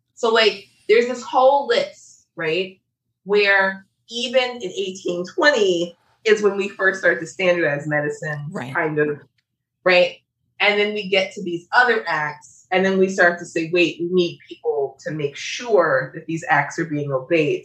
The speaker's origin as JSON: {"language": "English", "town": "Chicago", "region": "Illinois", "country": "United States", "said": "I am from Chicago where we had a poison cluster"}